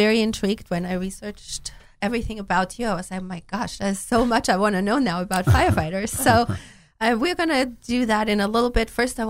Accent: Austria; English is a second language; moved away; I'm from Austria

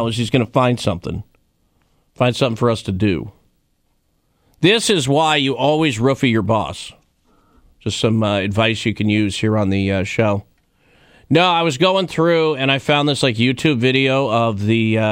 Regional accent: Wyoming, United States; My time growing up in Wyoming

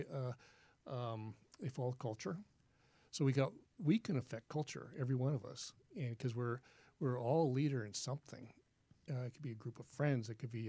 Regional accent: Anaheim, California, United States; I'm from Anaheim. I'm expected to be a little kinder.

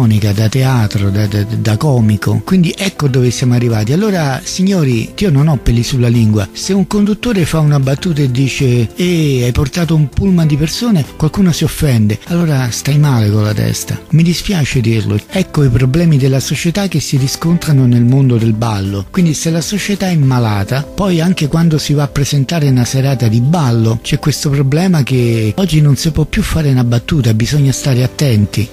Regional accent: Rome, Lazio, Italy; io sono nato a Centocelle, a Via dei Gelsi, dove una volta c'era la caserma di polizia

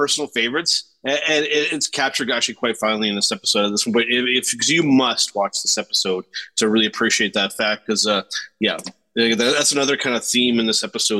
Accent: Canada; For me, it's as a Canadian, absolutely.

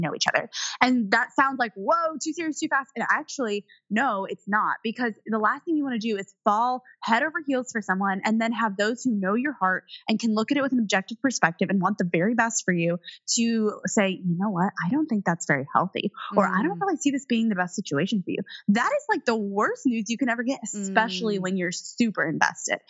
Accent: Indiana, United States; i was raised in Indiana in the cornfield

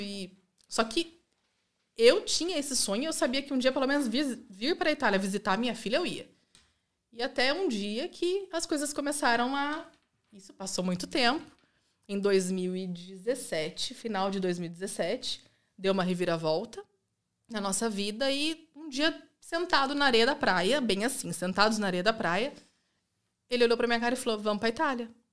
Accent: Rio Claro, São Paulo, Brazil; moved away as an adult; now in Italy; Eu nascida e criada ali

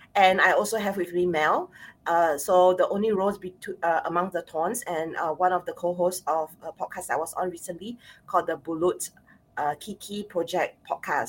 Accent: Singapore; I'm Singaporean Chinese, born and bred in Singapore

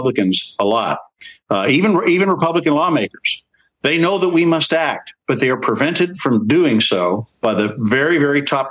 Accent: Texas, United States; We in Texas

